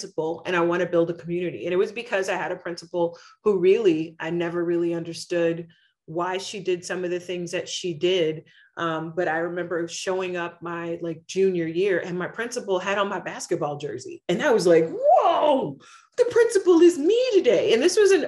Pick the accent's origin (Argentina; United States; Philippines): United States; Oklahoma City, Oklahoma; moved away as an adult; also born or lived in Hartford, Connecticut; As a kid growing up in Oklahoma City public schools